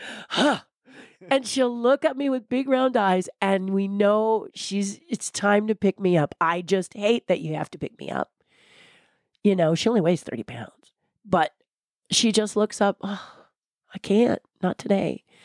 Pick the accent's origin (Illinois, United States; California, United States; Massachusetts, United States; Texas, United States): California, United States; I love being a Californian